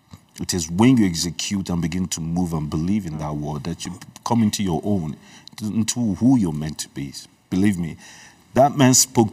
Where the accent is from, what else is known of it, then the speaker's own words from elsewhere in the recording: Nigeria; first language Igbo; English is a second language; also born or lived in Libreville, Gabon; I was born in Libreville, Gabon, and I remember my childhood. I came to Nigeria when I was probably about 9 years old.